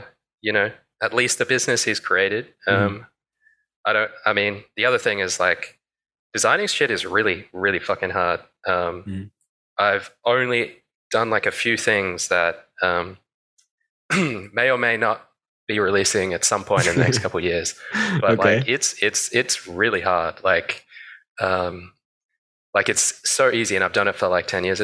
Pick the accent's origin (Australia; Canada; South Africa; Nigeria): Australia; I'm from Australia